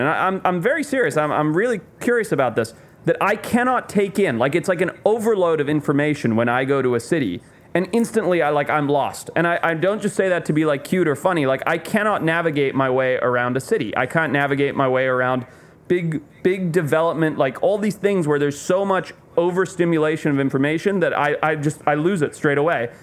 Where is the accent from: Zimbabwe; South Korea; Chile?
Zimbabwe; moved away; I grew up in Zimbabwe